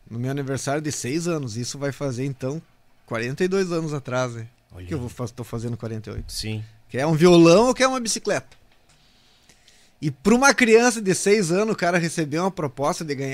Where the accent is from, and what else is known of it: Passo Fundo, Rio Grande do Sul, Brazil; moved away